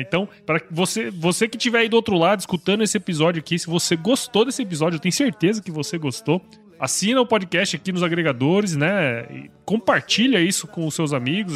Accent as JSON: {"language": "Portuguese", "region": "Mato Grosso", "country": "Brazil", "said": "Eu sou de Mato Grosso."}